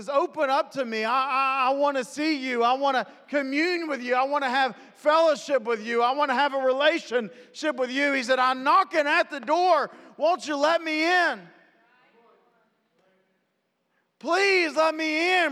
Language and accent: English; West Virginia, United States; I'm from West Virginia